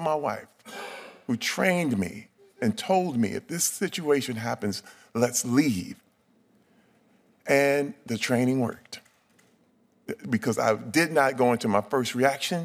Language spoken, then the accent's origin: English; Flint, Michigan, United States; I'm from Flint, Michigan.